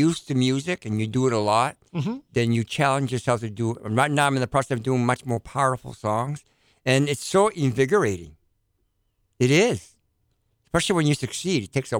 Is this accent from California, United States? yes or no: no; Manchester, New Hampshire, United States; we live in Manchester, New Hampshire.